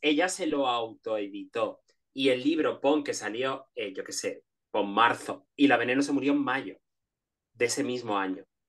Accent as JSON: {"language": "Spanish", "region": "Canary Islands", "country": "Spain", "tie": "born or raised there", "also_born_or_lived": "Madrid", "moved": "as an adult", "said": "yo nací en las Islas Canarias"}